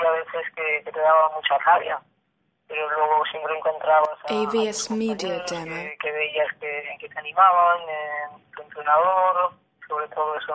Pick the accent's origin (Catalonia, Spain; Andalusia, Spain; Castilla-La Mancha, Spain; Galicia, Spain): Galicia, Spain; moved away as an adult; also born or lived in Zaragoza / Barcelona / United States; now in Sweden; como buena gallega tengo mucha morriña.